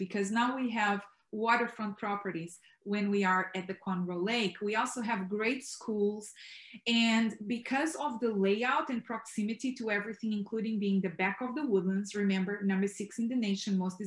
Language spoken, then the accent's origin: English; Portugal; now in Texas, United States; I am originally from Portugal